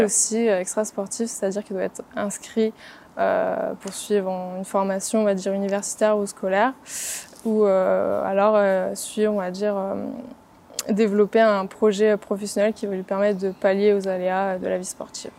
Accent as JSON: {"language": "French", "town": "Reims", "region": "Grand Est", "country": "France", "also_born_or_lived": "Paris / Dijon", "moved": "as an adult", "lives_now": "Toulon, France", "said": "je suis originaire de Reims"}